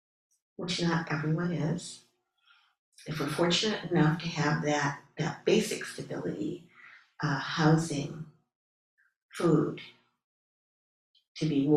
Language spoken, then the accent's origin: English; Ohio, United States; moved away; I grew up in Ohio, and I was my parents' first child